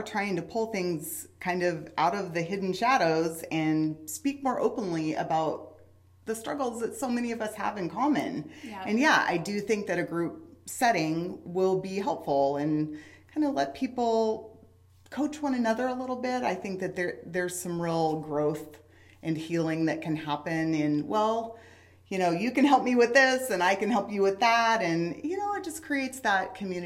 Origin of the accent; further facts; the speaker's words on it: Southeast Alaska, United States; now in Wichita, United States; I grew up in Southeast Alaska in a rainforest